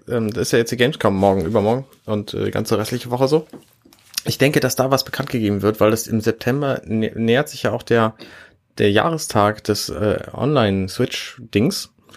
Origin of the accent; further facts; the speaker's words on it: Hamburg, Germany; als Hamburger mit Hamburger Internet